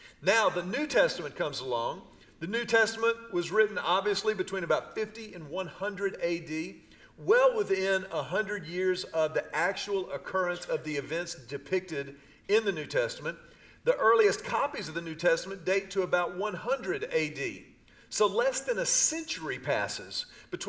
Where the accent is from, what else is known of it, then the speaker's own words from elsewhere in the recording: Houston, Texas, United States; I grew up in Houston during the Houston Astros with Cesar Cedeño